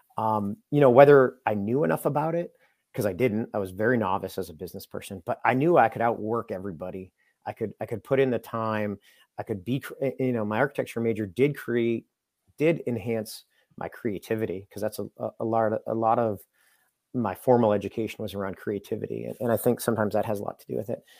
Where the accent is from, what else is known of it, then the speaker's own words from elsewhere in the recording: Londonderry, New Hampshire, United States; I grew up in Londonderry, New Hampshire